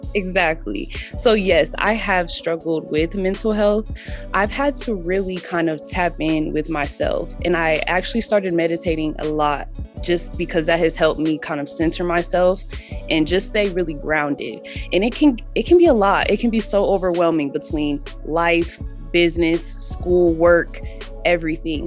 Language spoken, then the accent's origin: English; Denver, Colorado, United States; I'm from Denver, Colorado